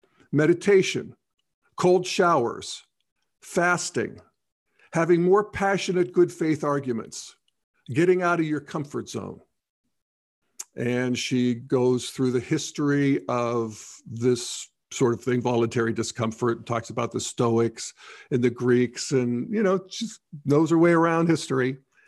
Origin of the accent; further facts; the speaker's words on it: United Kingdom; In my home country of the UK, one in four girls is clinically depressed by the time they are 14.